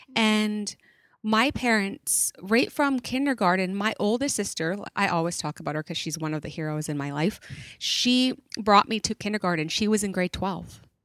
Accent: Stó:lō, Fraser Valley, British Columbia, Canada; also born or lived in Chilliwack; I am Stallo from the Fraser Valley here. I live in Chilliwack

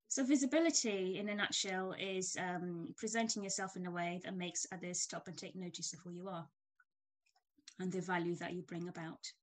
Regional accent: Kenya; moved away as an adult; now in United Kingdom; I'm Kenyan born and bred. I came to the UK many moons ago to do my uh, career, my degree in tech, and I've stayed here since.

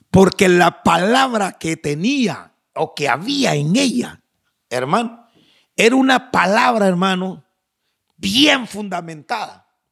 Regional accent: Guatemala; moved away; mi tierra, no sé si ahora ya cambiarían las cosas, pero en, Guatemala

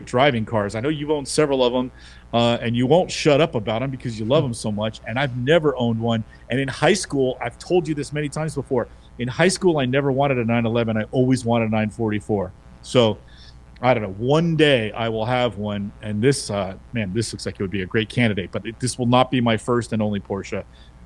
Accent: San Francisco, California, United States; San Francisco's in the house, West Side.

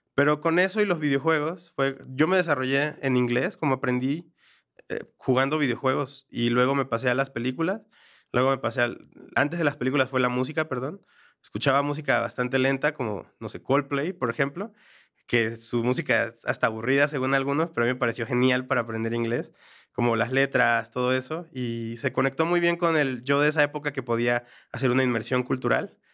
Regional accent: Mexico; moved away as an adult; now in Bogotá, Colombia; soy mexicano, trabajar en mi país es relativamente más simple

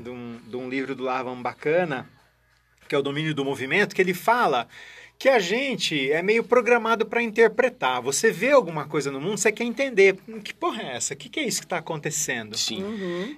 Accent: Barbacena, Minas Gerais, Brazil; moved away; also born or lived in São Paulo; quando eu era criança, moço lá em Barbacena

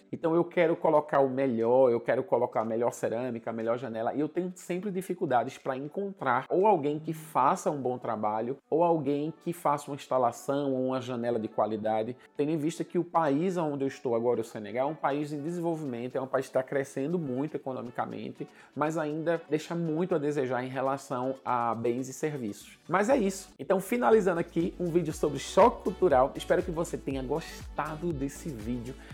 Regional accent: Northeast Region, Brazil; tendo em vista que eu sou nordestino e a cultura africana é muito presente na cultura nordestina

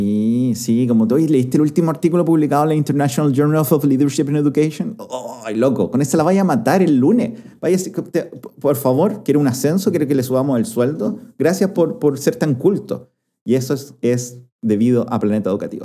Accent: Chile

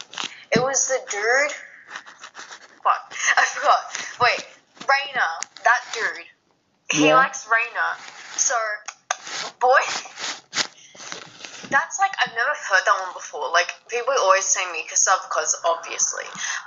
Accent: Australia; accent: Australian

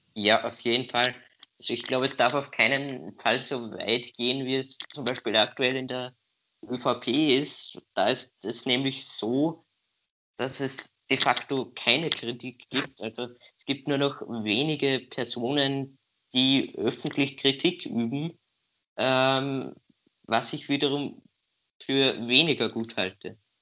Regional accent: Austria; als, als Österreicher

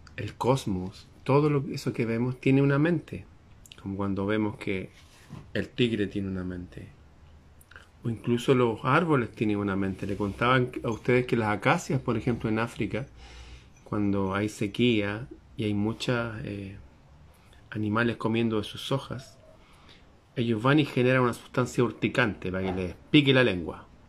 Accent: Chile; la bandera de mi país, Chile

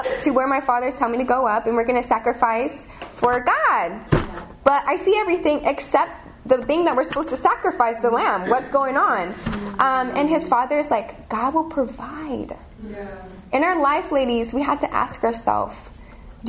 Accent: California, United States; moved away as an adult; now in London, United Kingdom; I'm from California.

